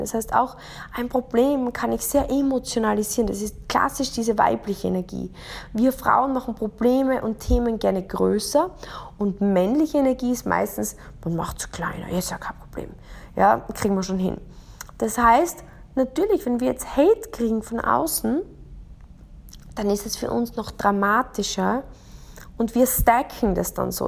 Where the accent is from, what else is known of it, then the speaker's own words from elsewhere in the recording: Austria; Ich bin in Österreich aufgewachsen